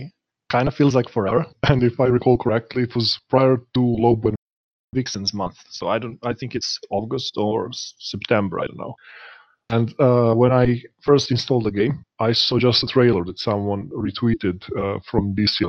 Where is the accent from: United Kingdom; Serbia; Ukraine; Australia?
Serbia; English is a second language